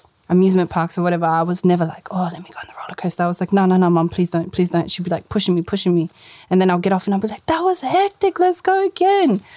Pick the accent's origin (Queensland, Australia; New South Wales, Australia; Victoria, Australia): New South Wales, Australia; Sydney; I grew up in South Granville my whole life, lived there with all my Habibs.